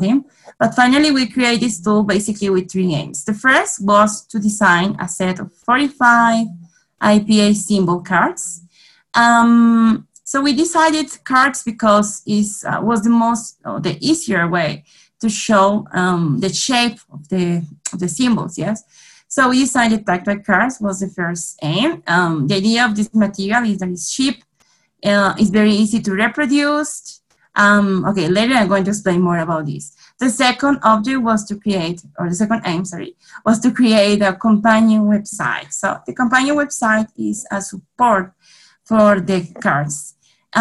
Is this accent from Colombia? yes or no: yes; Colombia; English is a second language; I'm from Colombia.